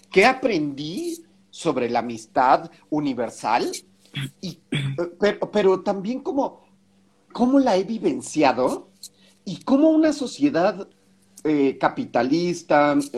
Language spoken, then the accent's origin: Spanish; Mexico; y me siento mala mexicana.